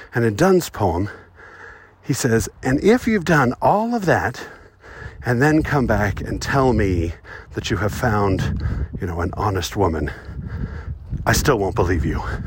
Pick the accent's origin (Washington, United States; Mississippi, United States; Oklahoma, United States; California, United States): California, United States; Southern; now in Utah, United States; I was born in Southern California and raised going to the beach. But I don't live there now